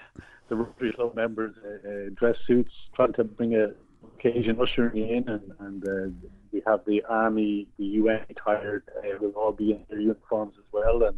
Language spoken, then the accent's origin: English; Athlone, Westmeath, Ireland; a child growing up in Athlone